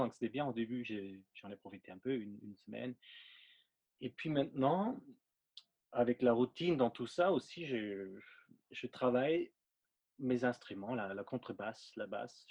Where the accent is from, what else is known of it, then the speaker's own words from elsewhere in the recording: Linz, Upper Austria, Austria; French is a second language; moved away as an adult; now in Paris, France; c'est un batteur euh, avec qui j'ai grandi en Autriche. Mmh je viens d'Autriche, euh, à Linz